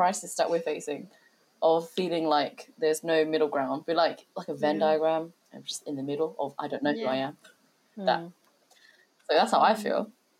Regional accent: United Kingdom; I'd always say I'm British.

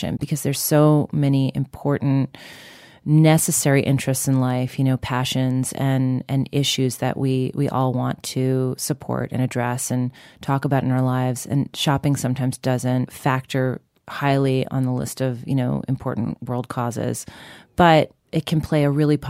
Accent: Long Island, New York, United States; growing up on Long Island in a really kind of white suburban community

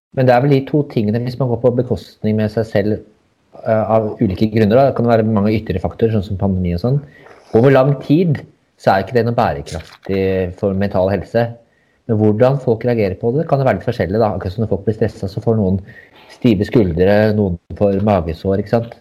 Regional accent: Hadeland, Innlandet, Norway; jeg er fra Hadeland.

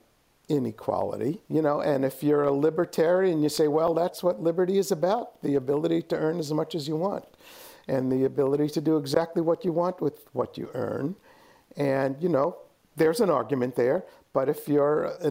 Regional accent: New York City, New York, United States; now in San Francisco Bay Area, United States; I grew up in New York City.

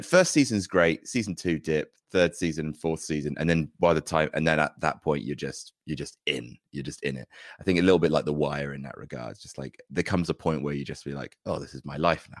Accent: Jersey; When I was growing up in Jersey, there wasn't any pro wrestling there

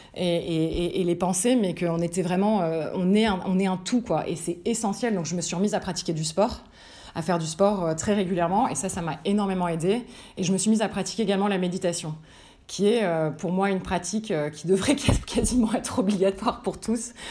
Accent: Paris, Île-de-France, France; also born or lived in Lille; je suis franco-américaine mais je suis née, j'ai grandi à Paris

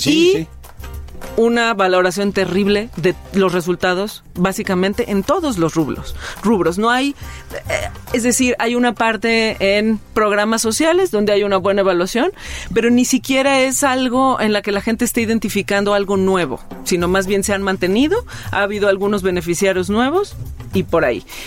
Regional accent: Mexico; qué somos, cómo somos los mexicanos

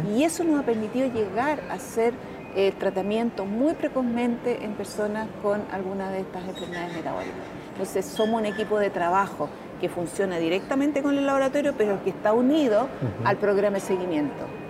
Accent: Chile

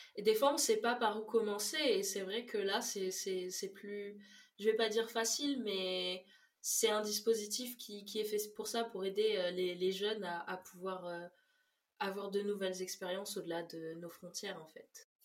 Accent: Réunion; also born or lived in Mayotte; Je viens de La Réunion et de Mayotte, qui sont deux îles dans l'océan Indien

